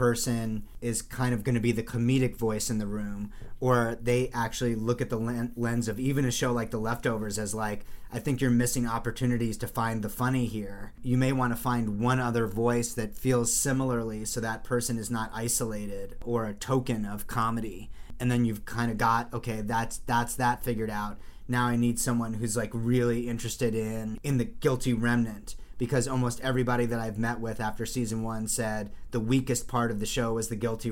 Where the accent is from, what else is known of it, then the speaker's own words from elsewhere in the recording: New Jersey, United States; 7 other white Jews from New Jersey who love Star Wars